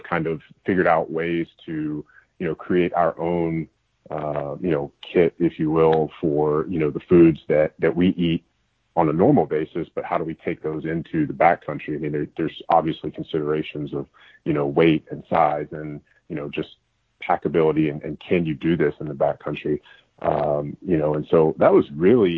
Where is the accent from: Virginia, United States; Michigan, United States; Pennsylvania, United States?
Virginia, United States; I grew up in Virginia, hunting and fishing